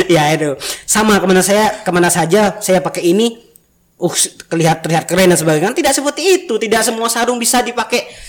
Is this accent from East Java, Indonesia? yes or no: yes; East Java, Indonesia; Soalnya kebanyakan kita kan orang Madura dan orang Madura di Madura sana